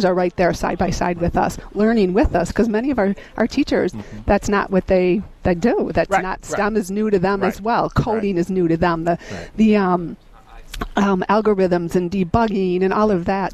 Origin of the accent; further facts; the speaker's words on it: Kenosha, Wisconsin, United States; I grew up in Kenosha Public Schools